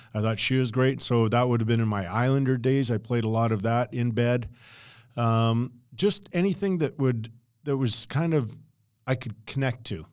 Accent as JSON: {"language": "English", "town": "Edmonton", "region": "Alberta", "country": "Canada", "tie": "born or raised there", "also_born_or_lived": "Los Angeles / Medicine Hat", "moved": "yes", "lives_now": "Calgary, Canada", "said": "growing up in Edmonton, and I wanted to be a park warden."}